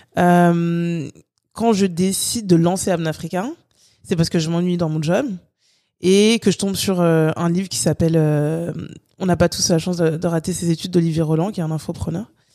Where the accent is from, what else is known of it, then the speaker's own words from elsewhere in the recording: France; also born or lived in Guadeloupe; vu que j'ai grandi en France, je suis guadeloupéenne, j'ai grandi en France